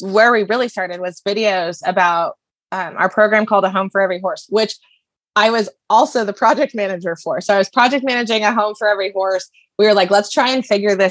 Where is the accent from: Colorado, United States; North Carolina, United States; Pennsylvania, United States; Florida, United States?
Colorado, United States; Denver; I grew up in Denver, no horses